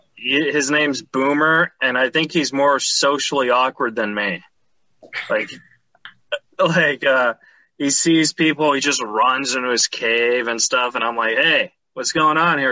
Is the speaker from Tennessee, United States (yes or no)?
no; California, United States; I grew up in California